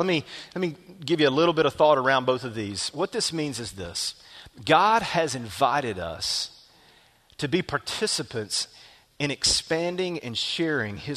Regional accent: small town Alabama, United States; my hometown, small town Alabama

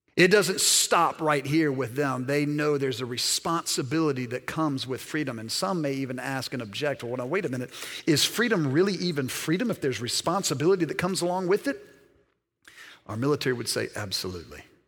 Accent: Alabama, United States; also born or lived in Mississippi; Born in Mississippi, raised primarily in Alabama

